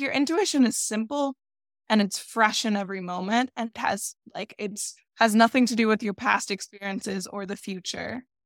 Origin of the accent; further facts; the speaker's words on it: Florida, United States; I grew up in Florida